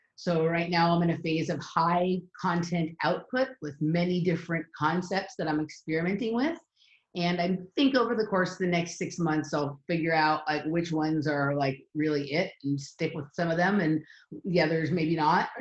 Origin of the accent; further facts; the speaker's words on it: Los Angeles, California, United States; I'm from Los Angeles, California, and I grew up um, kind of with a blend of the cultures around both competitive gymnastics and uh, Hollywood here in Los Angeles